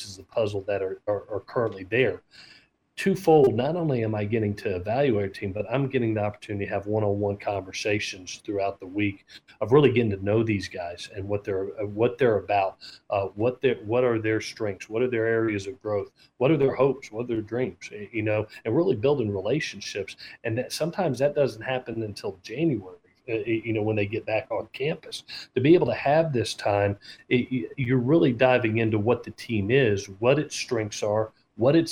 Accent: Southeast, United States; moved away as an adult; back in the Southeast where I grew up

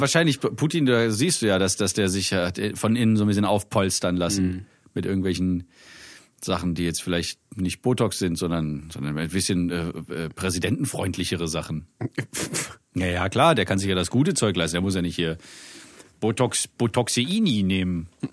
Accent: Germany; bei uns in Deutschland

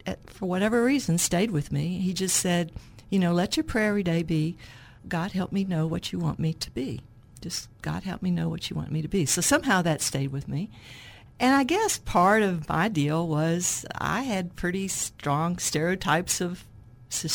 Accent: Little Rock, Arkansas, United States; I grew up in Hillcrest

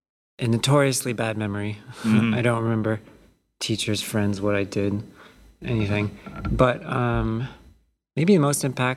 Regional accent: Mountain View, California, United States; I grew up basically in Mountain View, worked for Activision.

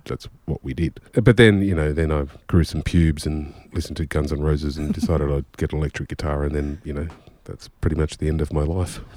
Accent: Australia; also born or lived in Maine, United States; I'm Australian

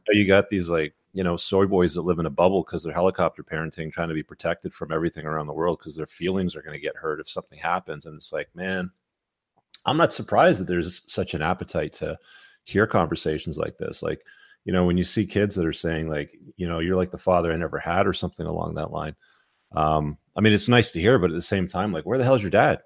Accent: England, United Kingdom; moved away; I was born in England

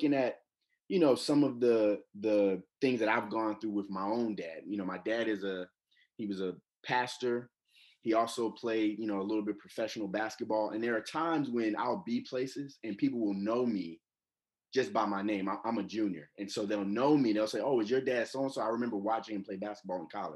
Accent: Atlanta, Georgia, United States; I'm from Atlanta, Georgia

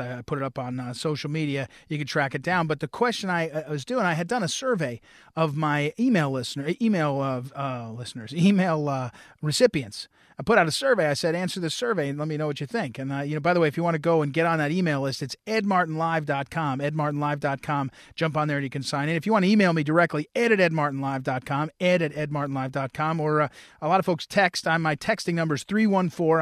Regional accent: New Jersey, United States; I grew up in New Jersey

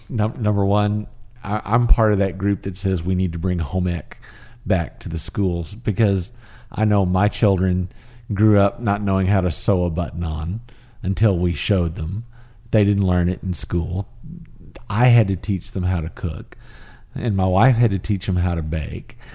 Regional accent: Fort Worth, Texas, United States; I grew up in Fort Worth

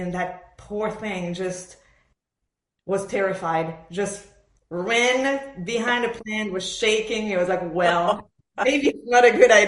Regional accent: Montreal, Quebec, Canada; English is a second language; moved away as an adult; also born or lived in Buenos Aires, Argentina / Philadelphia, United States; now in Nashville, United States; move basically from Buenos Aires. I was born there in Argentina. To Montreal. So I was raised in Montreal

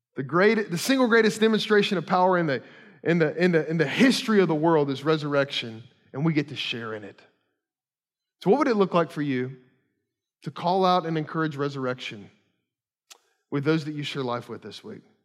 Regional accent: Kentucky, United States; moved away; I grew up in Kentucky

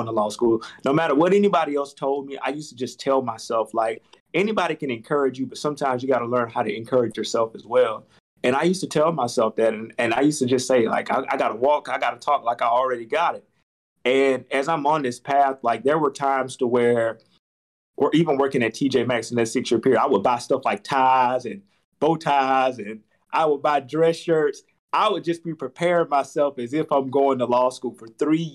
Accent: Albany, Georgia, United States; moved away as an adult; now in Tampa, United States; growing up in Albany, Georgia

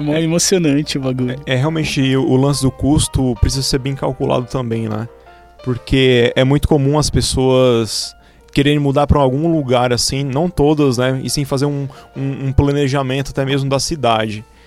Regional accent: Presidente Prudente, São Paulo, Brazil; moved away as an adult; now in São Paulo, Brazil; vim de Presidente Prudente, interior de São Paulo

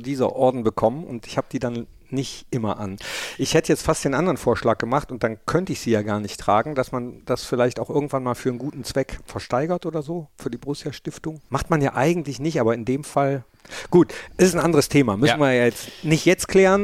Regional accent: Germany; In meinem Heimatdorf in Hart

